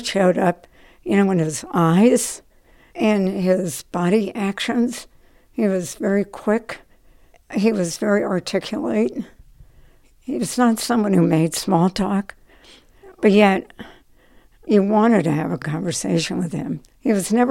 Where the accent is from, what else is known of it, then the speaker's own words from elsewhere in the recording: Trenton, New Jersey, United States; moved away as an adult; also born or lived in New York City; I was born in Trenton, New Jersey. My dad taught at the Lawrenceville School, prep school down there, and I lived on a dead-end street at that time